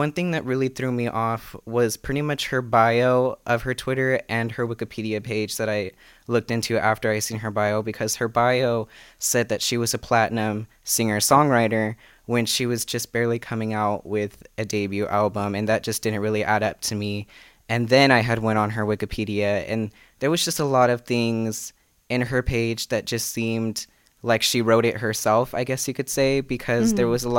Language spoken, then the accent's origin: English; Fresno, California, United States; I'm 19 years old. I'm from Fresno, California.